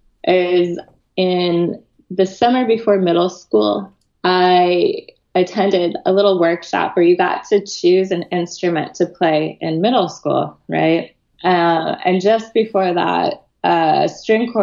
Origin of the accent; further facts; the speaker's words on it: Boulder, Colorado, United States; I grew up outside of Boulder, Colorado